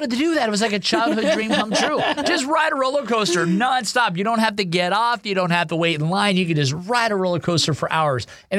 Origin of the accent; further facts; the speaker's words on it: Ohio, United States; moved away; I grew up in Ohio